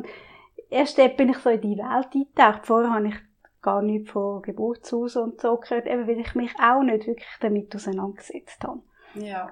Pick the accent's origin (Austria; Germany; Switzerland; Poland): Switzerland; Glarnerland, Glarus; ich bin im Glanerland aufgewachsen